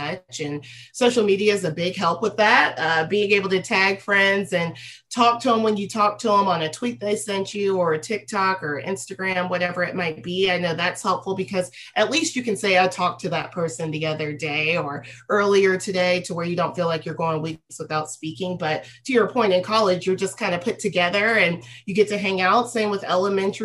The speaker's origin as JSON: {"language": "English", "town": "Franklin", "region": "Tennessee", "country": "United States", "said": "I am from Franklin, Tennessee, a suburb of Nashville, Tennessee"}